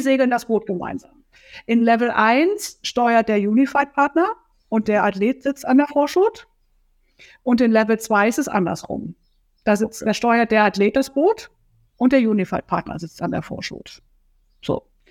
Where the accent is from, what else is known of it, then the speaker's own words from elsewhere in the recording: North Rhine-Westphalia, Germany; moved away as an adult; now in Kiel, Germany; ich komme ursprünglich aus Nordrhein-Westfalen